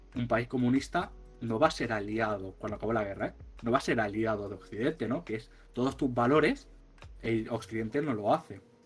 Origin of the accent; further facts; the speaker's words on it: Spain; como somos de España